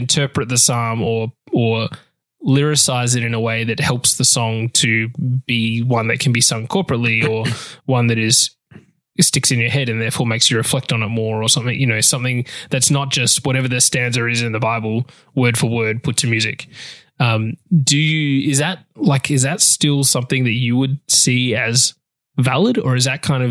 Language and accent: English; Australia; I'm Australian.